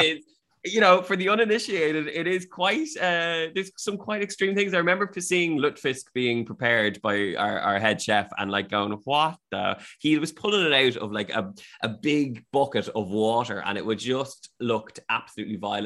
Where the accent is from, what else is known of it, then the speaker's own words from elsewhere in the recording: Ireland; moved away as an adult; now in Sweden; as an Irish person